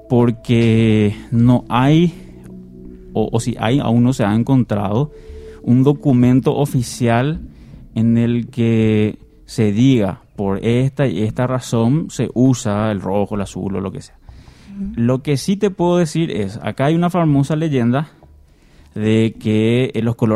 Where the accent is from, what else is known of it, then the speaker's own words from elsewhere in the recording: Paraguay; ¿Por qué somos República del Paraguay? Porque no somos el Imperio del Paraguay o la, o la Confederación?